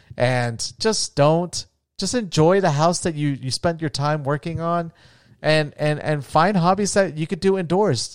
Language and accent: English; Florida, United States; now in Las Vegas, United States; from my home state of Florida